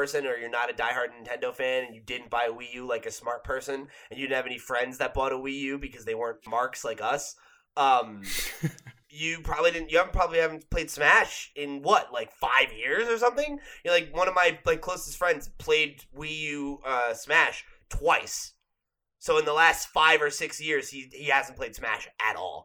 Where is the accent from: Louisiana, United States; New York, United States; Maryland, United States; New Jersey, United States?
New Jersey, United States; growing up in New Jersey